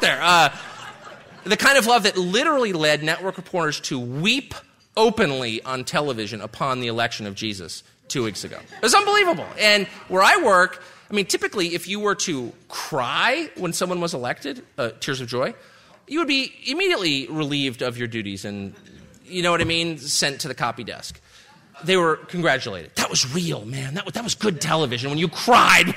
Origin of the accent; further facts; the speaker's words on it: California, United States; my dear demented cousin, and, uh, we're from California.